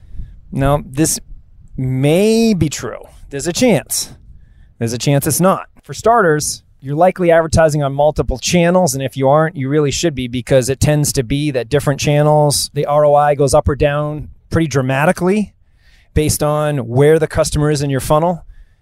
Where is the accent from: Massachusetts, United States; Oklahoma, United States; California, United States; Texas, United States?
Massachusetts, United States; Marblehead; I'm coming to you here live from Gary Island on Marblehead, Massachusetts, my hometown